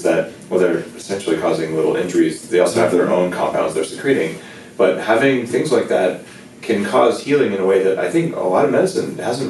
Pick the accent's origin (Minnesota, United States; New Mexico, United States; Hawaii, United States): New Mexico, United States; I grew up with them in New Mexico